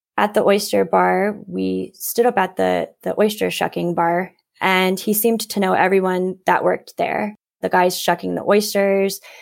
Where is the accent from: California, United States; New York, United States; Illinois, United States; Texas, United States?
Illinois, United States; Downs; also born or lived in Nashville, Tennessee / Madrid, Spain; I was born in Nashville, Tennessee, and then we up and moved out kind of to the middle of nowhere in central Illinois to a really small village called Downs.